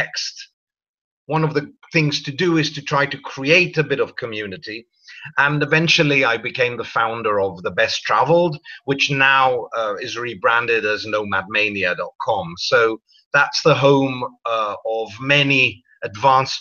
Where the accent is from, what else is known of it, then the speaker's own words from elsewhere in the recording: Greece; moved away; also born or lived in London; I was born in London and I grew up in Greece.